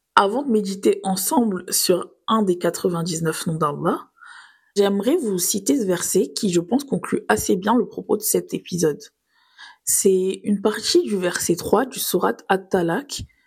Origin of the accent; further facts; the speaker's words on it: Nice, Provence-Alpes-Côte d'Azur, France; j'ai grandi à Nice, donc sur les galets.